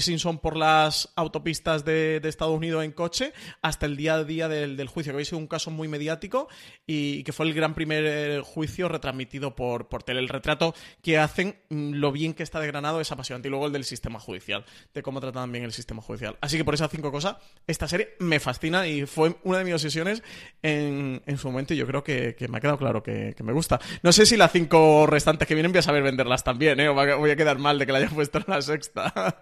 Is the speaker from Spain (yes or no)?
yes; Spain